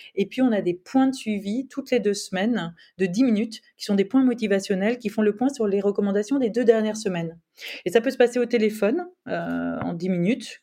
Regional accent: France; moved away; j'ai vécu longtemps à l'étranger, donc euh, vraiment j'ai mesuré cette chance-là quand on est français

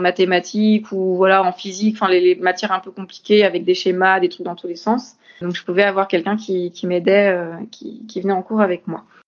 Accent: Orléans, Centre-Val de Loire, France; j'habitais pas Paris ni la région parisienne, j'étais d'Orléans

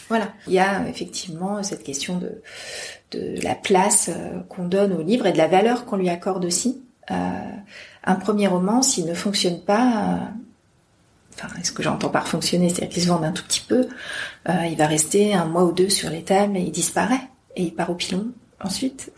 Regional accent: Amiens, Hauts-de-France, France; je viens d'Amiens, donc, je suis en province, je ne suis pas parisienne

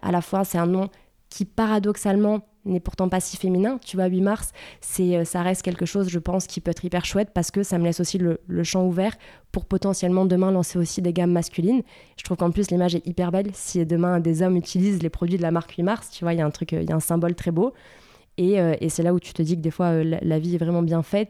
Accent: Bordeaux, Nouvelle-Aquitaine, France; je suis une vraie bordelaise. Je viens euh, de, Bordeaux

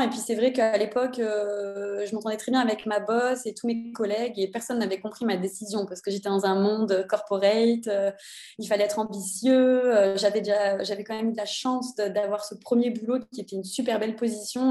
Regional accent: Cannes, Provence-Alpes-Côte d'Azur, France; moved away as an adult; now in Copenhagen, Denmark; je viens de Cannes, dans le sud de la France

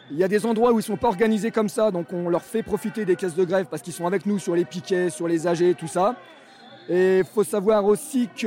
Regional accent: France; Moi, quand je vois ça et que je suis français, je me dis putain, mais quelle honte, quoi.

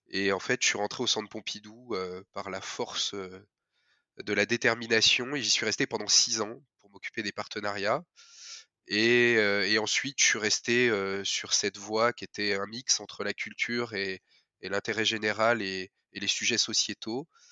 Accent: Saône-et-Loire, Bourgogne-Franche-Comté, France; moved away; je suis originaire de Bourgogne-Franche-Comté, la Saône-et-Loire

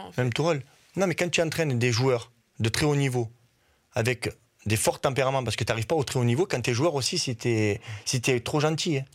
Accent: Uzès, Occitania, France; moved away as an adult; also born or lived in Nîmes; now in Virton, Belgium; ma, ville où j'habitais quand j'étais jeune à Uzès

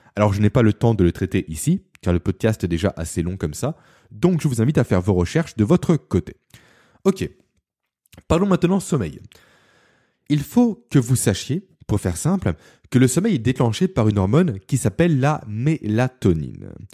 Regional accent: Beaune, Bourgogne-Franche-Comté, France; also born or lived in Lyon / Belfort; Beaune qui est ma ville natale

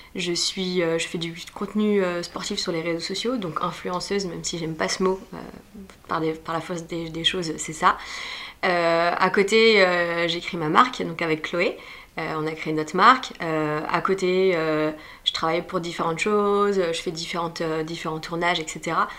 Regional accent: Nantes, Pays de la Loire, France; moved away as an adult; now in Paris, France; j'ai grandi à Nantes et j'ai fait tout ça à Nantes et je suis arrivée à Paris euh, fin 2012

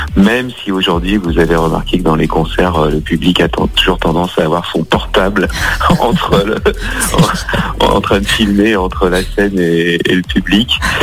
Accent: Lyon, Auvergne-Rhône-Alpes, France; je suis euh, né à Lyon, hein, euh, Lyon, Lyon 8e. Donc Lyon, c'est ma ville natale. J'ai jamais vraiment quitté Lyon

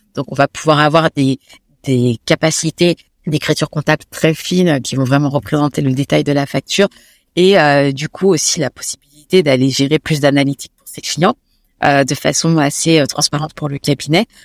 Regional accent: Paris, Île-de-France, France; Je suis très Paris parce que j'ai grandi à Paris.

